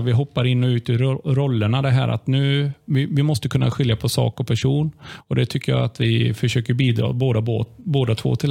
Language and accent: Swedish; Limmared, Västra Götaland, Sweden; Jag är född och uppvuxen i Limmared